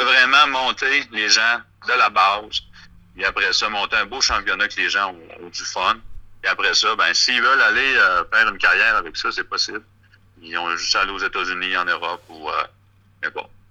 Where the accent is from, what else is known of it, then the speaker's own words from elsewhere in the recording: Rimouski, Quebec, Canada; je viens de, la région de Bas-Saint-Laurent, de Rimouski.